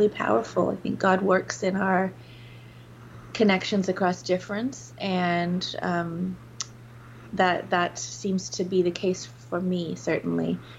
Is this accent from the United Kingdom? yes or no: yes; England, United Kingdom; I grew up in England